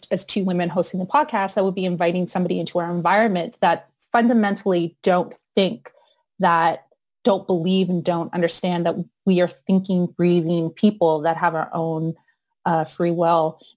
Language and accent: English; United Kingdom; I am like Arab and I'm British.